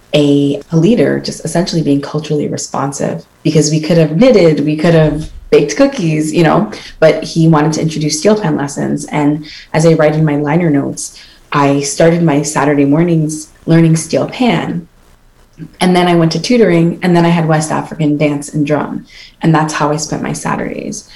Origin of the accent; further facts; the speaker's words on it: Toronto, Ontario, Canada; I'm definitely from Toronto. I am first generation Canadian, but born to parents from the Twin Islands of Antigua and Barbuda